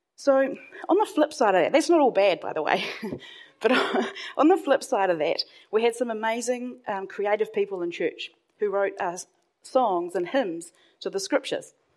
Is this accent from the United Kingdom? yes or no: no; Hawke's Bay, New Zealand; I grew up in Hawke's Bay, and at the time, that's on the east coast of North Island